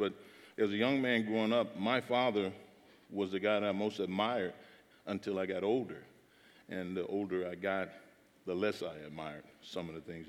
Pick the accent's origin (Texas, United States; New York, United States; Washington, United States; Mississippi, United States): Mississippi, United States; Jackson; Growing up in Mississippi, I was born and raised there in Jackson, Mississippi